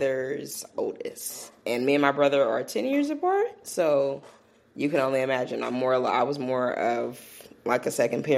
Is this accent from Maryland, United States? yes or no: no; Oakland, California, United States; moved away as an adult; I was raised in the Bay Area by a single parent